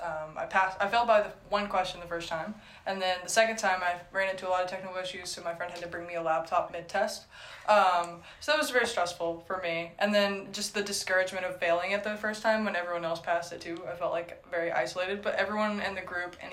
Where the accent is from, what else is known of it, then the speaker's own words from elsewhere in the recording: Southern West Virginia, United States; I'm from Southern West Virginia